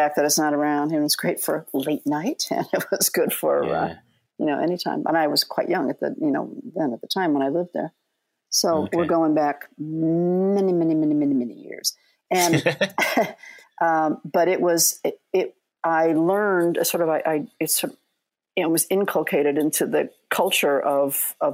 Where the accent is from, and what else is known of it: South Bend, Indiana, United States; born or raised there